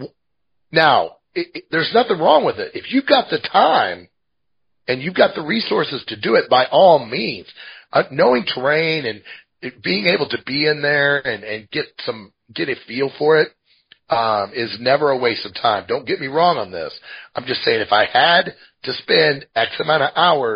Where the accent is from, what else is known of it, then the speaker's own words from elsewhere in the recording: Midwest, United States; now in Montana, United States; I'm from the Midwest.